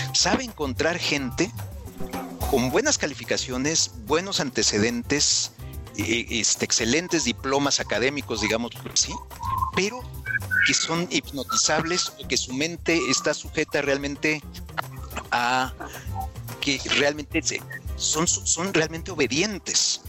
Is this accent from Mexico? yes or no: yes; Mexico City, Mexico; moved away as an adult; now in Guadalajara, Mexico; yo soy de Ciudad de México, ahí, ahí nací, ahí crecí, pero ahora vivo en Guadalajara.